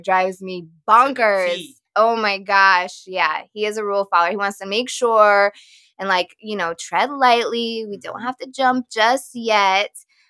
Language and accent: English; Texas, United States; now in Connecticut, United States; But that's how we both actually ended up in Connecticut, because I'm originally from Texas